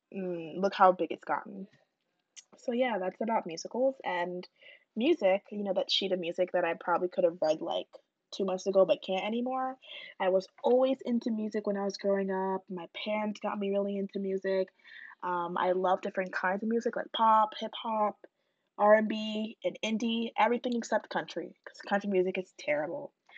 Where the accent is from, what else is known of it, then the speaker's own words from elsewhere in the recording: Pennsylvania, United States; moved away; I'm from Pennsylvania